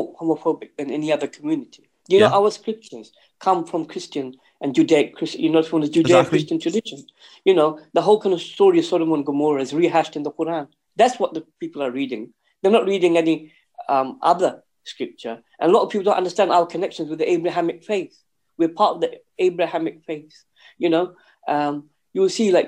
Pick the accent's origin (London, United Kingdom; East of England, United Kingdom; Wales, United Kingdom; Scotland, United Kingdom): East of England, United Kingdom; Luton; I was born and bred in Luton